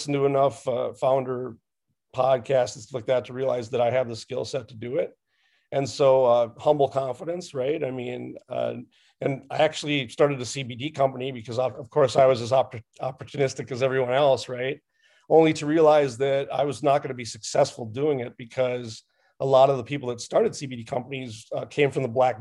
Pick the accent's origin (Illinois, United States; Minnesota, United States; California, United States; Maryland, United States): Minnesota, United States; I'm from Minnesota, and we have 10,000 lakes here